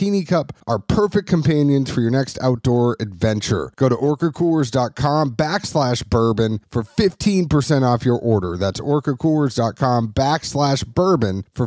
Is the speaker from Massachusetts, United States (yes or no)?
yes; Massachusetts, United States; moved away as an adult; also born or lived in Kentucky / Nashville / Boston; I am originally from Massachusetts. And I moved to Nashville.